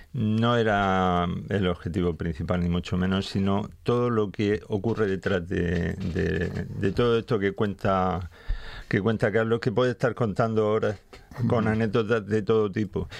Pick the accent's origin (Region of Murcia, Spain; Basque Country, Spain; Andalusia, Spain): Region of Murcia, Spain; Cartagena; yo soy de Cartagena